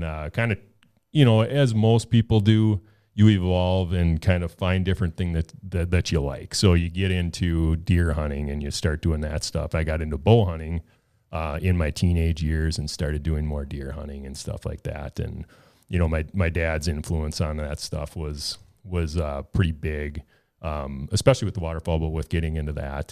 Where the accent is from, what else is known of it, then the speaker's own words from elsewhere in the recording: Minnesota, United States; I am from Minnesota